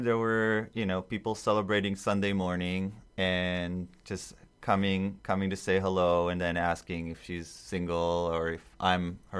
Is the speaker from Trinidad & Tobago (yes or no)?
no; Israel; first language Hebrew; English is a second language; now in United States; I'm from Israel.